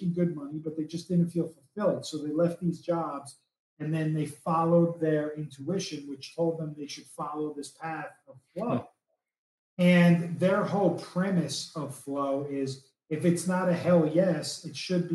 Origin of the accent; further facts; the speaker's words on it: East Coast, United States; I'm from the East Coast